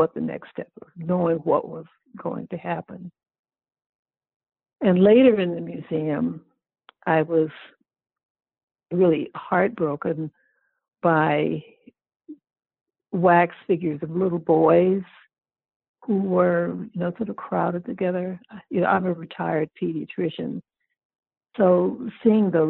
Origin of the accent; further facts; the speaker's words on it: Oakland, California, United States; I grew up in Oakland, California